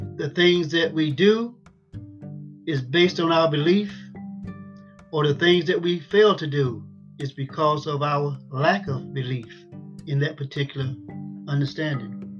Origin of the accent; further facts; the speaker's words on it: United States; I was born and raised in Lawrence County and been here all my life